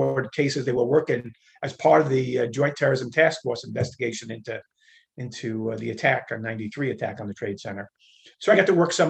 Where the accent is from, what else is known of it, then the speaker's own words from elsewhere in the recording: New York, United States; moved away; I was from New York, born and raised, lived out in Queens